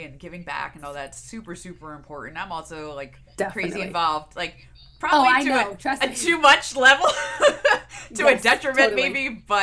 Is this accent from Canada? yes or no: no; New Jersey, United States; now in Florida, United States; I'm from New Jersey originally